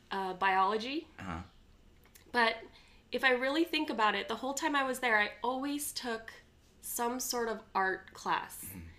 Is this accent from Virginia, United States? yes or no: no; Orange County, Southern California, United States; also born or lived in Incheon, South Korea; I grew up in California.